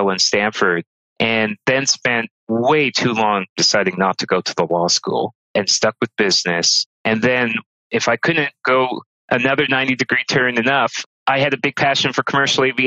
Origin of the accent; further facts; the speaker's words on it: Toronto, Ontario, Canada; I grew up in Northern Scarborough